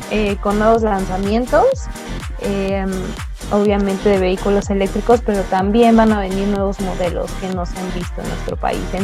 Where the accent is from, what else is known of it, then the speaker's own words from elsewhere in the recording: Mexico; verdad tenemos muy, muy arraigado el sentimiento, la, la nacionalidad, la bandera en la frente de que somos mexicanos